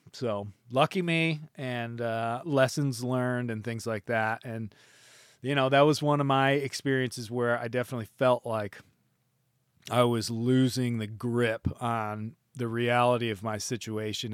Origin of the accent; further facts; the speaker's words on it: United States; I could just go back to my home country